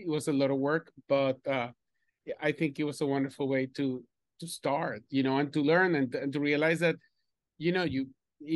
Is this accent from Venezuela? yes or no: yes; Venezuela; moved away as an adult; also born or lived in Spain / Caracas, Venezuela; now in New York City, United States; I was born in Spain, raised in Venezuela, and I have been in New York City for the last 33 years